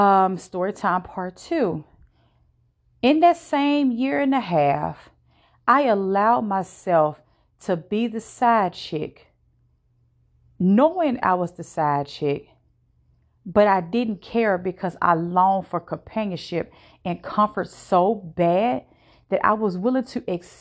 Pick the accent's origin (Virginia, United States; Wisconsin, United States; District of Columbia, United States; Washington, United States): Virginia, United States; Now, I am not from the state that I currently live in. I am from Virginia.